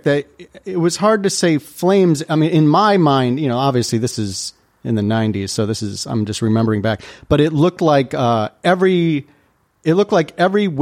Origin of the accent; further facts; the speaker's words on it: Mundelein, Illinois, United States; also born or lived in Libertyville, Illinois; I grew up in the Chicagoland area. I was born in Libertyville and I grew up in Mundelein